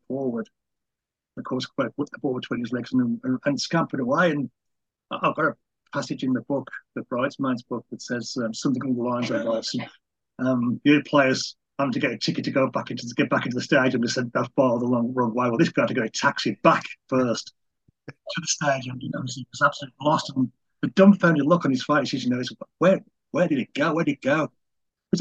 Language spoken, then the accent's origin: English; England, United Kingdom; I'm English and sort of quite old